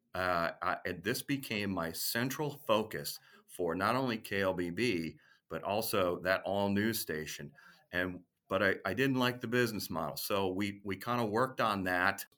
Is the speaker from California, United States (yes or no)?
no; Minneapolis, Minnesota, United States; I grew up in Minneapolis, Saint Paul, and that's where I wanted to settle